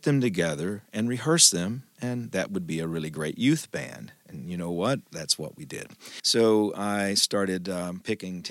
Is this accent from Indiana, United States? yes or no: no; Booneville, Mississippi, United States; I grew up in North Mississippi, born and raised in the Boonville, Mississippi area